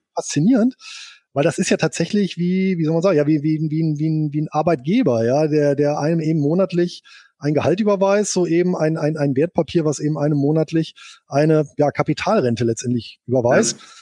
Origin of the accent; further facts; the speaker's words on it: Bonn, North Rhine-Westphalia, Germany; Geboren bin ich hier in Bonn und aufgewachsen.